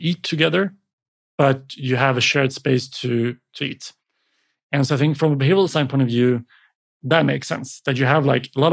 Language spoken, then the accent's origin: English; Sweden; come to my hometown and you'll find a beautiful little kind of glass enclosed building community with palm trees in Sweden